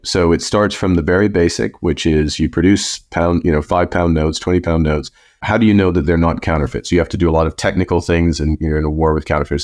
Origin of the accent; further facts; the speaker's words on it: Canada; also born or lived in Fort Smith, Northwest Territories; I grew up in Canada